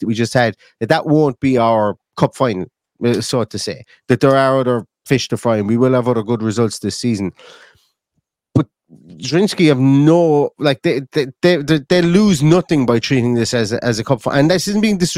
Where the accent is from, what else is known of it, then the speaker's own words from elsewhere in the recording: Limerick, Munster, Ireland; now in Galway, Ireland; I'm from Limerick. I'm living in Galway. I'm from Limerick here in Ireland